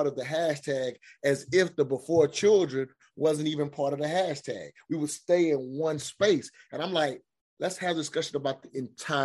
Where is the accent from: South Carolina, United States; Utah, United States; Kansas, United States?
South Carolina, United States; I grew up in South Carolina in the South.